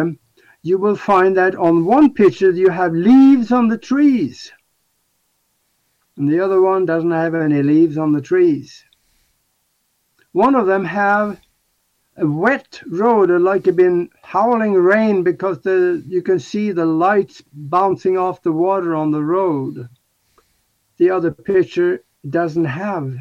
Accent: Norway; moved away; my hometown back in Norway

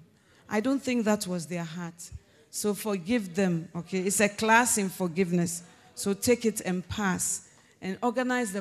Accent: Ghana; I'm Ghanaian

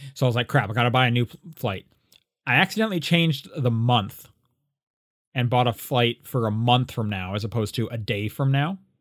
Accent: Canada; now in United States; a Canadian who lives in the States

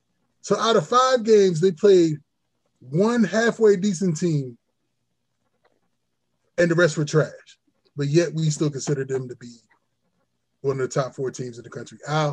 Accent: New Jersey, United States; I'm from Jersey.

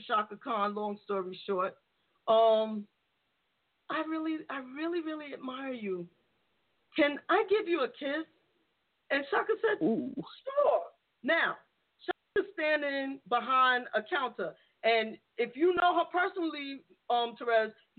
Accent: New York City, New York, United States; I grew up in the Bronx, not in a great neighborhood

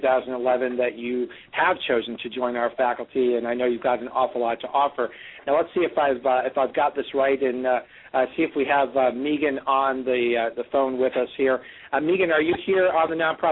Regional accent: United States; as an American

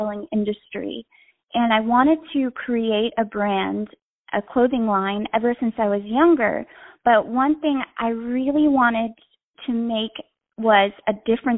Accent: North Carolina, United States; moved away as an adult; also born or lived in Florida; So I grew up in North Carolina in a small town right outside of Raleigh.

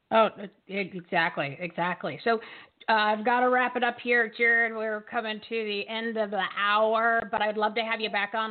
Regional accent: Bridgewater, New Jersey, United States; I'm from Bridgewater.

